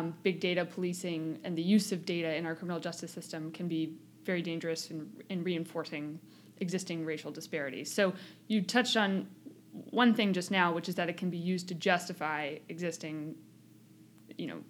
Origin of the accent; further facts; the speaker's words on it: New York City, New York, United States; moved away; I grew up in New York City and then have been away for a long time